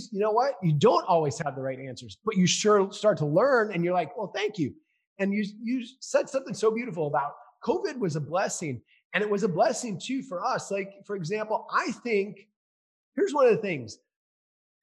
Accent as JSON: {"language": "English", "region": "Minnesota", "country": "United States", "tie": "born or raised there", "said": "I grew up in Minnesota. I grew up playing hockey"}